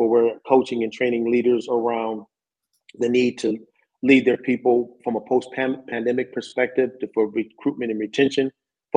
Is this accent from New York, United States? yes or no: yes; Syracuse, New York, United States; I'm from Syracuse, New York, Dr. Dave, and I don't know if you know anything about Syracuse, but man, we get mountains of snow up there